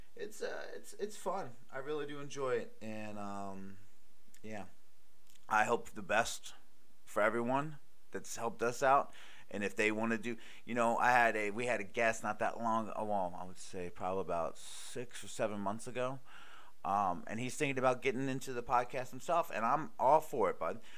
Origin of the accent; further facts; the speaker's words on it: Baltimore, Maryland, United States; I'm from Baltimore